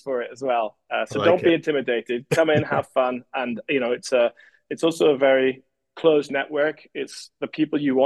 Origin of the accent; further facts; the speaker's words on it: Scotland, United Kingdom; me as a Scotsman